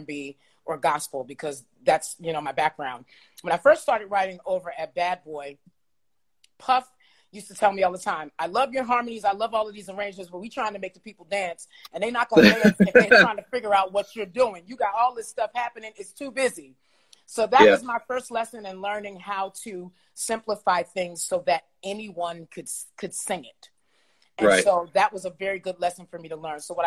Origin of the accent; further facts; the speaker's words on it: New York City, New York, United States; I grew up in the Edgemere Projects in New York City.